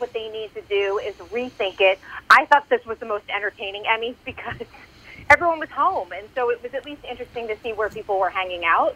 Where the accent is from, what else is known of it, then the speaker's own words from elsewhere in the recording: Massachusetts, United States; I'm from Massachusetts